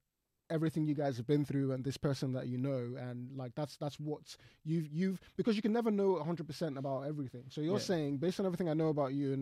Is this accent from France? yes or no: no; Nigeria; moved away; I'm from Nigeria